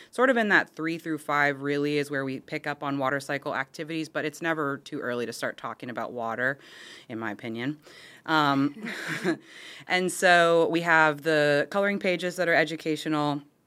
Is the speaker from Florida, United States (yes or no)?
yes; Florida, United States; I'm born and raised in Florida, actually within the boundaries of the district